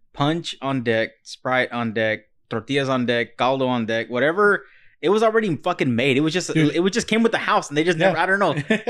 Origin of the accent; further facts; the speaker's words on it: United States; born there; it's not my fault that I was born in America.